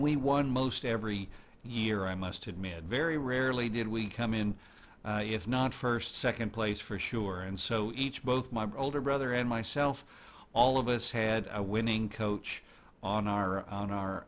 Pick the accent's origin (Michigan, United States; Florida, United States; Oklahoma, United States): Oklahoma, United States; Oklahoma City; I was born in Oklahoma City